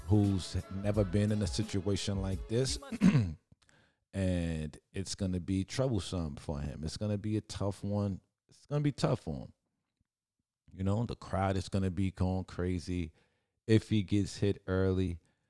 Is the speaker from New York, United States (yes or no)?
yes; New York, United States; I'm from New York